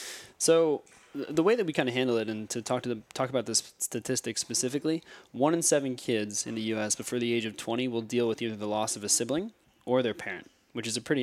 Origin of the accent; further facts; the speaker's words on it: Morristown, New Jersey, United States; also born or lived in New York City; So, I'm a Morristown, New Jersey native. I grew up here. I was actually adopted from New York City. My family grew up here in Morristown, went to high school here, ended up going to Rutgers.